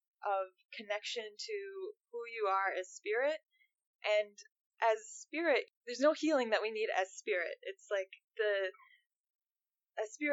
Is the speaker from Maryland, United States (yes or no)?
no; Minnesota, United States; I'm from Minnesota